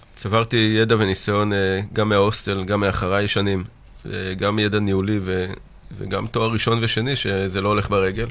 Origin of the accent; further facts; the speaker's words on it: Mitzpe Ramon, Southern District, Israel; נולדתי במצפה רמון, גדלתי שם והתחנכתי שם